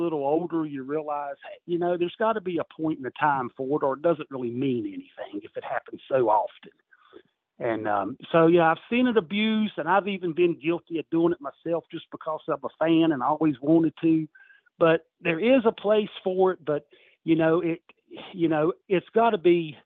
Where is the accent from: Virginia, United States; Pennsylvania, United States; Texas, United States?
Virginia, United States; Christiansburg